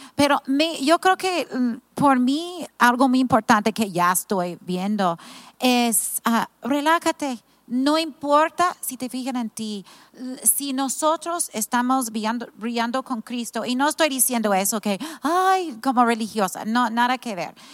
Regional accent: California, United States; also born or lived in Mazatlán, Mexico; now in Tepic, Mexico; Yo soy de California, viví 10 años en Mazatlán

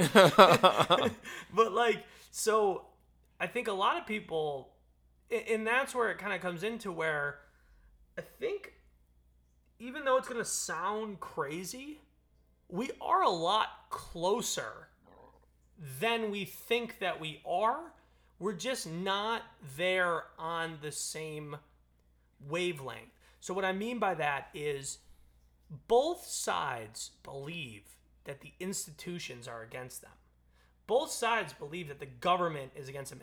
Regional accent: United States; as an American, as the American people

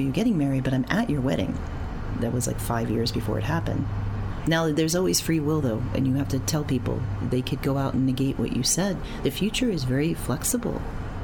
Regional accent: New York City, New York, United States; I was wacky shaman from Queens

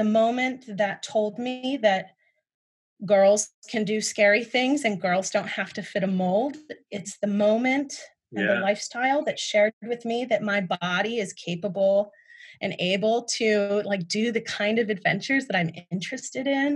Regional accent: Ohio, United States; I grew up in Ohio

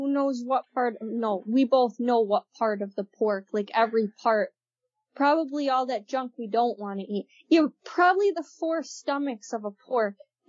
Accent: Germany; English is a second language; For those of you who don't know, I'm actually from Germany, so it's not a Frankenfurter.

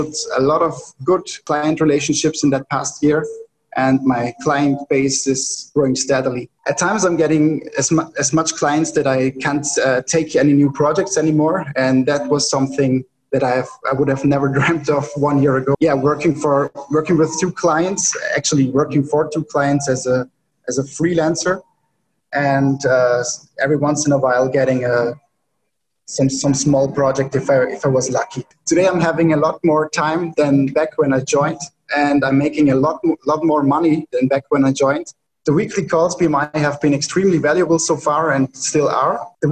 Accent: Austria; I'm from Austria

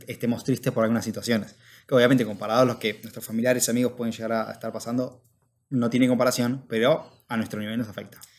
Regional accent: Argentina; moved away as an adult; now in United States; en el caso de Argentina, de vuelta, que es lo que conocemos porque, bueno, nacimos ahí

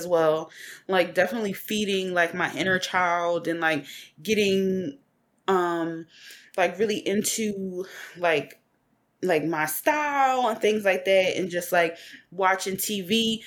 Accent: Philadelphia, Pennsylvania, United States; I'm from West Philly. So the area that I grew up in, it was an area called Hilltop.

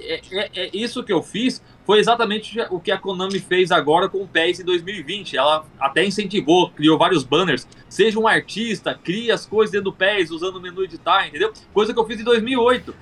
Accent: Mogi Mirim, São Paulo, Brazil; moved away as an adult; now in João Pessoa, Brazil; Só que agora tô, na, tô em João Pessoa, Paraíba. Mas eu sou ah, de Mogi Mirim, São Paulo.

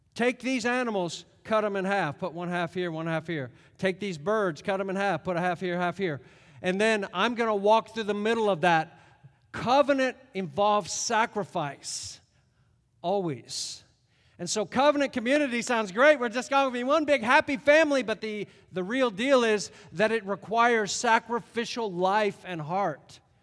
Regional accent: United States; also born or lived in Connecticut / New York; we're Americans.

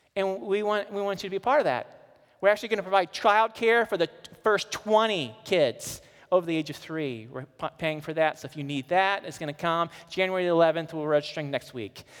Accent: Missouri, United States; I'm from Missouri, I lived right on the Mississippi River

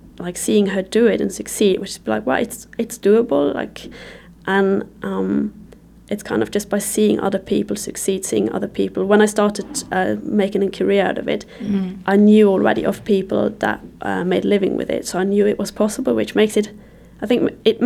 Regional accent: Luxembourg; moved away as an adult; I moved away from Luxembourg when I was 19

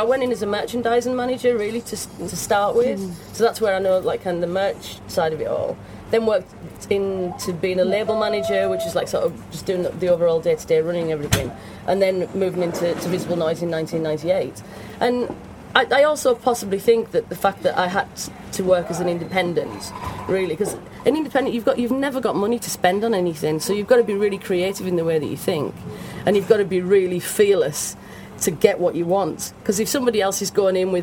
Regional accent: Cumbria, North West England, United Kingdom; moved away as an adult; also born or lived in Manchester / Leeds; growing up in Cumbria, it's basically you had a choice of going to work at British Steel or at Sellafield

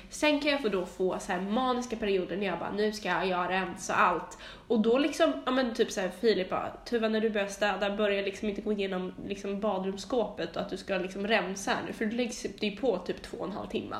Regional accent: Stockholm, Stockholm County, Sweden; min barndom på Långholmsgatan när jag växte upp med mamma

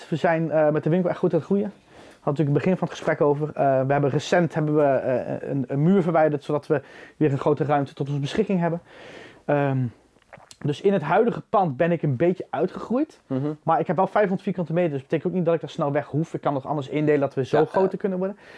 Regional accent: Arnhem, Gelderland, Netherlands; now in Drenthe, Netherlands; Ik, ik, ik kom uit Arnhem

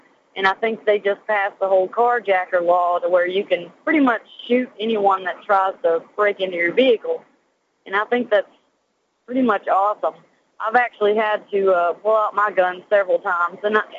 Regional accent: Arkansas, United States; now in Bossier City, United States; I'm originally from Arkansas

